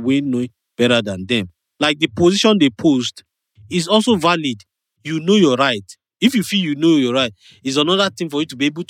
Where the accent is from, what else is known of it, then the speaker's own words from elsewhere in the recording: Kogi, Nigeria; I'm from Kogi State, Yoruba speaking.